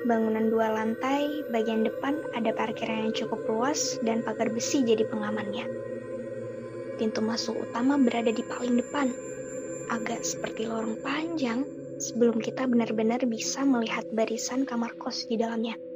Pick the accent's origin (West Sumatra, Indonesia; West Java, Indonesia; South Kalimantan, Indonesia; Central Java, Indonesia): South Kalimantan, Indonesia; Banjarmasin; now in Bandung, Indonesia; Mahasiswa angkatan 2017 salah satu universitas yang ada di Bandung. Asalku dari Banjarmasin.